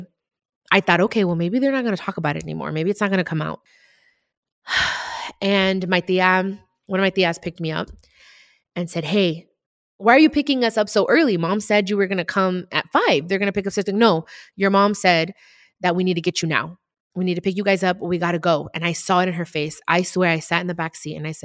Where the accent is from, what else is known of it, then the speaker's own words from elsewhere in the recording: Compton, California, United States; also born or lived in Long Beach, California; I moved from Long Beach to Compton